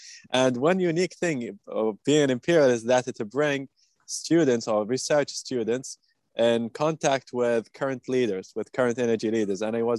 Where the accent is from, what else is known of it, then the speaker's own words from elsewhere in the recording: Saudi Arabia; English is a second language; And then you asked me, where are you from? And then when I said Saudi Arabia, and then we had very interesting discussion after the event.